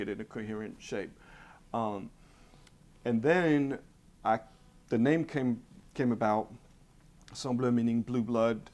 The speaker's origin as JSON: {"language": "English", "country": "Switzerland", "tie": "born or raised there", "moved": "yes", "said": "growing up in Switzerland and in Europe in particular"}